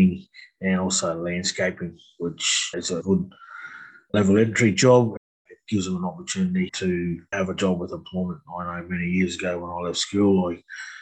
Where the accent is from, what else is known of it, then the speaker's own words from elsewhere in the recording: Cairns, Queensland, Australia; also born or lived in Townsville / Brisbane / Canberra; I'm born and bred in Cairns